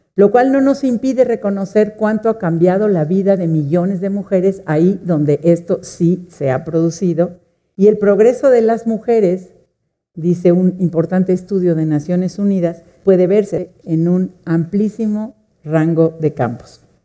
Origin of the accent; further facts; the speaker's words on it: Mexico; somos mujeres y somos mexicanas